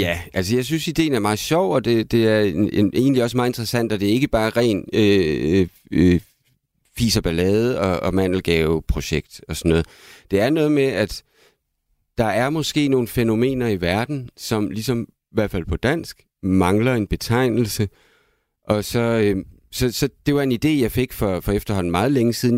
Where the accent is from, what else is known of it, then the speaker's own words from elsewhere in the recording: Aalborg, North Denmark Region, Denmark; min barndom i Aalborg